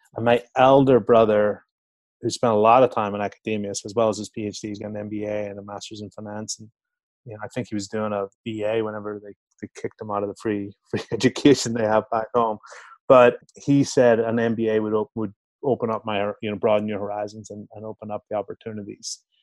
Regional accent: Belfast, Northern Ireland, United Kingdom; moved away as an adult; also born or lived in Chicago, United States / London, United Kingdom; now in Mill Valley, United States; I'm from Belfast in Northern Ireland, I'm born and bred

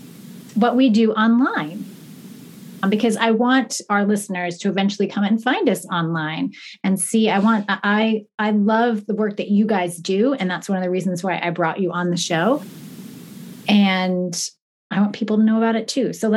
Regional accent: Long Island, New York, United States; I grew up in Long Island

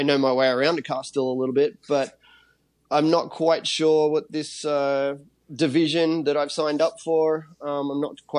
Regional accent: Australia; moved away; my hometown

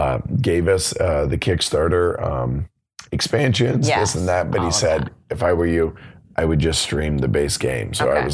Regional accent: United States; I'm American. I speak English.

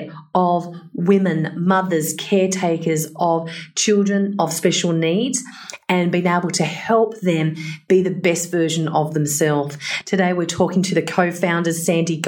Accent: Blue Mountains, New South Wales, Australia; now in Perth, Australia; I was raised in Blue Mountains

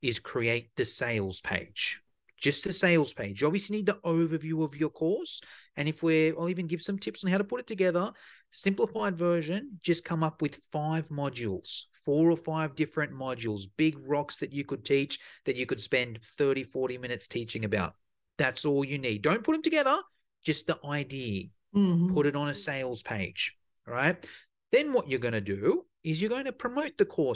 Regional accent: Sydney, New South Wales, Australia; my accent might give it away, but I'm from Sydney in Australia

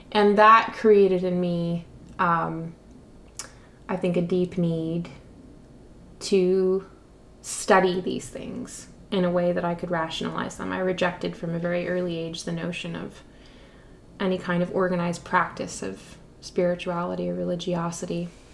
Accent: Montreal, Quebec, Canada; moved away; I'm from Montreal originally.

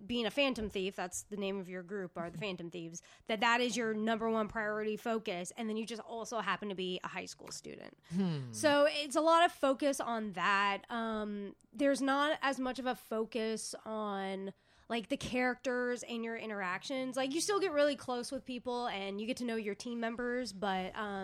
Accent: United States; as a American

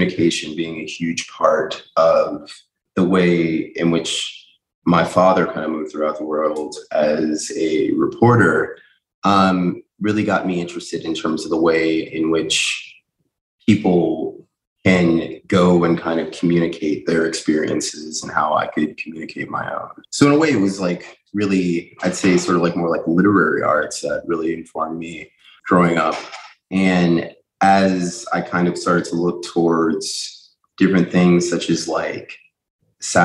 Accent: Chicago, Illinois, United States; now in New York City, United States; growing up in Chicago, in Hyde Park

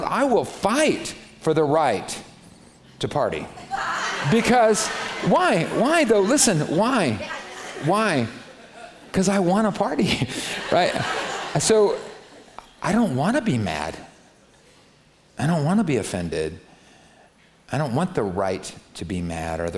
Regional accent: United States; I'm American

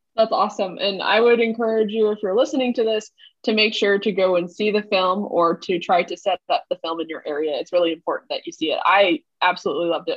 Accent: Massachusetts, United States; I'm from Massachusetts

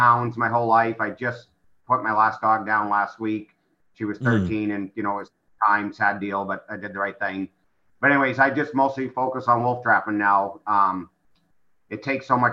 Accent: New England, United States; moved away as an adult; also born or lived in New Hampshire / Maine / Vermont / Connecticut; now in Idaho, United States; I grew up in New England, lived in New Hampshire, Maine, Vermont, Connecticut, Massachusetts, and I've been here 17 years.

